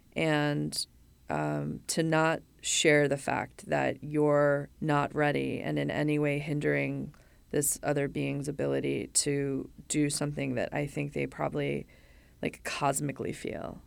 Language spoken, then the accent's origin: English; Los Angeles, California, United States; moved away as an adult; also born or lived in Chicago, Illinois; I moved to L A when I was nine